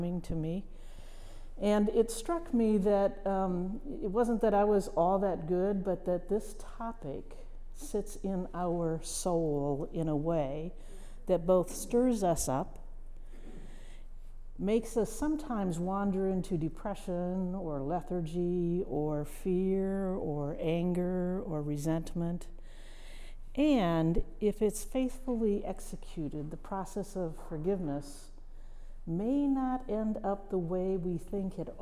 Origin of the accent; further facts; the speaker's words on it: Midwest, United States; moved away; I'm a Midwesterner, farm girl, first generation college student, who ended up in a place that I had no imagination for as a child. But part of what I learned in that Midwestern town, it was a farm town